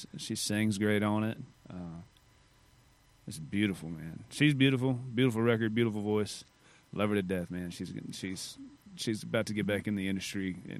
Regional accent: Amarillo, Texas, United States; moved away as an adult; also born or lived in Hereford, Texas / Lubbock, Texas; now in Nashville, United States; So I grew up in Hereford and Amarillo. And then I spent 12 years in Lubbock once I went to college at Texas Tech. I just stayed.

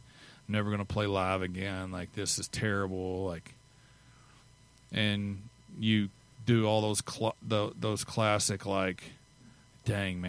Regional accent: Missouri, United States; I'm from Missouri

